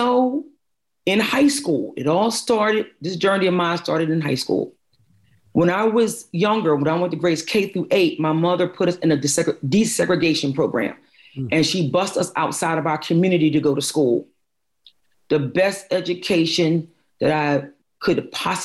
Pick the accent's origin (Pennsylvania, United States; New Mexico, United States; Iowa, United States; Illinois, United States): Pennsylvania, United States; Philadelphia; I was born and raised in North Philadelphia